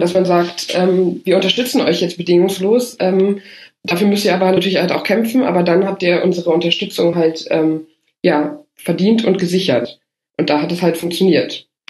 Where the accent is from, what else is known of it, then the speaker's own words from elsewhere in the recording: Rhineland, Germany; als Rheinländerin